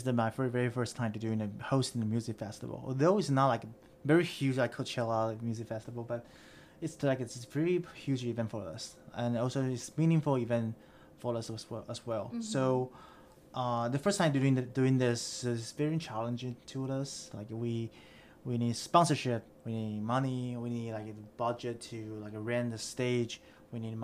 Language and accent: English; Taiwan; now in Boston, United States; I grew up in Taiwan